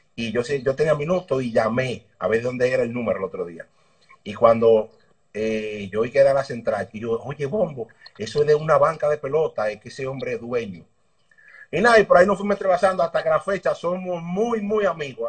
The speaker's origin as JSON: {"language": "Spanish", "country": "Dominican Republic", "tie": "born or raised there", "said": "Yo soy nacido y criado en el Congo, por lo Nuevo, ahí en la calle España, detrás de la Sirena."}